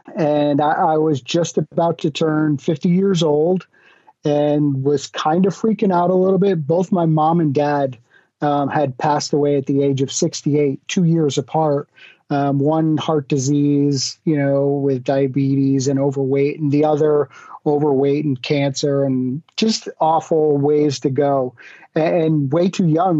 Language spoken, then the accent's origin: English; Connecticut, United States; moved away as an adult; now in Florida, United States; I grew up in the New England area, the States, in Connecticut, and moved down to Florida